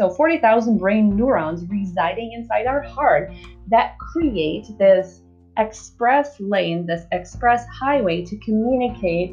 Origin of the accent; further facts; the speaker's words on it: Czechia; I'm from the Czech Republic.